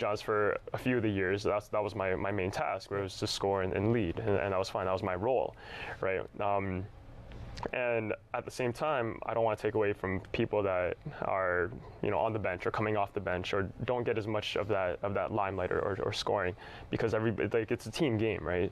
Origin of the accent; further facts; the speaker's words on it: Brantford, Ontario, Canada; also born or lived in Philippines; immigrated here when I was about two years old uh, in Brantford. And um, yeah, essentially grew up here all my life